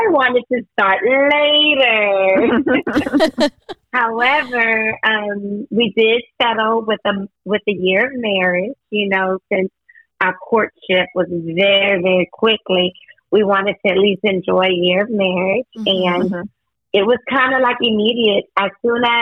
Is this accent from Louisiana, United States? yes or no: yes; Eunice, Louisiana, United States; I'm from Eunice.